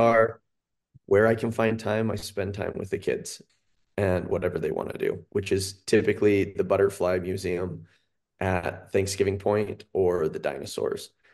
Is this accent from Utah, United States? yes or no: yes; Cache Valley, Utah, United States; moved away as an adult; now in Salt Lake County, United States; I'm from Cache Valley. I grew up on a bison farm up there